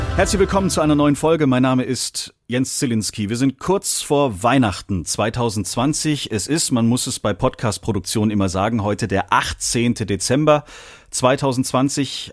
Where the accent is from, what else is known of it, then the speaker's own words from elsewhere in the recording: Germany; hier bei uns in Deutschland